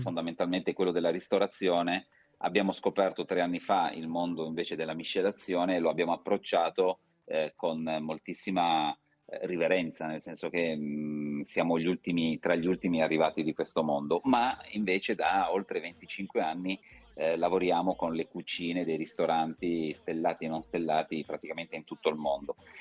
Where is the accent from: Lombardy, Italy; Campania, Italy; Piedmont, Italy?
Piedmont, Italy; Turin; io sono torinese, vivo a Torino e la mia azienda è a Vercelli